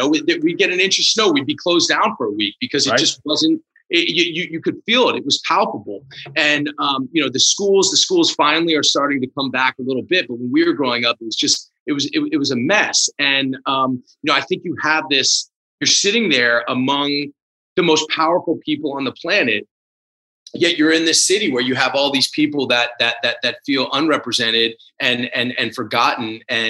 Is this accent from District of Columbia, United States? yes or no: yes; Washington, District of Columbia, United States; growing up in Washington, especially at the time that I did, I wouldn't change it for the world.